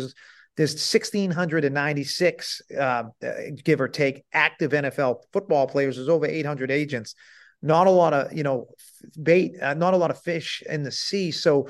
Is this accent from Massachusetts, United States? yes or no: yes; Salem, Massachusetts, United States; I grew up in Salem, Massachusetts